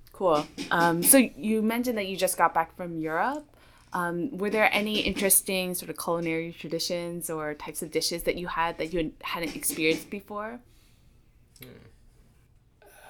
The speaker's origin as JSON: {"language": "English", "area": "Morris County", "region": "New Jersey", "country": "United States", "said": "I'm I'm from uh, Morris County"}